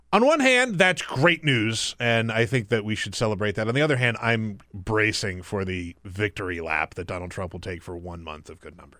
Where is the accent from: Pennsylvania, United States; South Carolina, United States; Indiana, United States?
South Carolina, United States; moved away; I grew up in South Carolina.